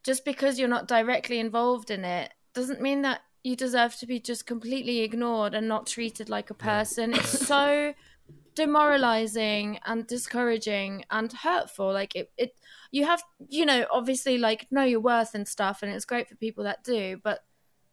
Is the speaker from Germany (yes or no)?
yes; Germany; now in United Kingdom; I'm half Portuguese, half Turkish, and that, like, I grew up in Germany